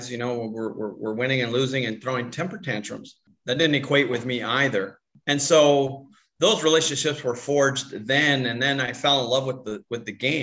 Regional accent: Tucson, Arizona, United States; moved away as an adult; I grew up in Tucson, Arizona.

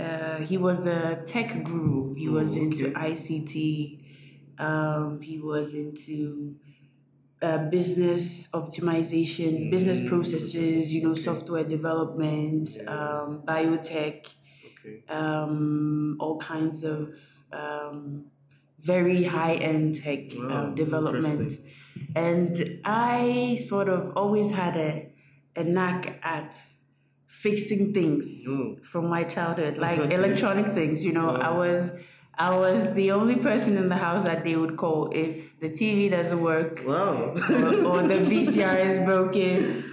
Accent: Ghana; also born or lived in Ivory Coast; I'm half Ghanaian, half Ivorian.

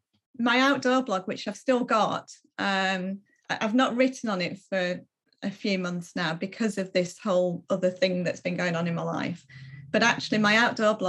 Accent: Malham, Yorkshire and the Humber, United Kingdom; now in West Yorkshire, United Kingdom; I grew up in a little village in the Yorkshire Dales, and that had Malham. I grew up in Malham

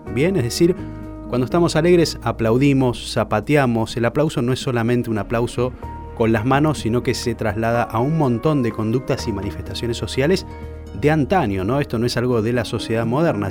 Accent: Argentina; also born or lived in Puerto Madryn; Somos los argentinos

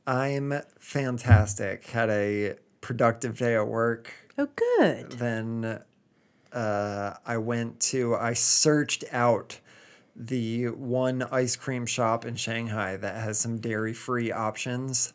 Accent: United States; now in England; I'm still an American

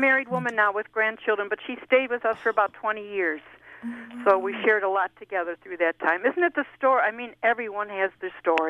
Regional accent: Buffalo, New York, United States; moved away as an adult; also born or lived in Boston; I'm from Buffalo, New York. That's where I'm from.

